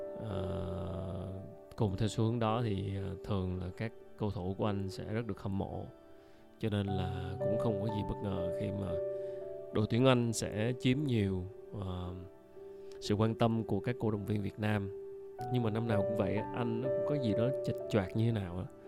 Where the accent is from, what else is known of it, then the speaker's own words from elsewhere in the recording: Ho Chi Minh City, Vietnam; mình là người dân thành phố Hồ Chí Minh